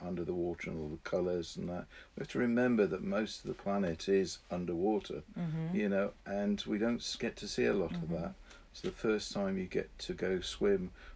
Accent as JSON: {"language": "English", "town": "Brixham", "region": "South West England", "country": "United Kingdom", "tie": "born or raised there", "said": "I was brought up in Brixham in Devon, where my family are deep sea fishermen."}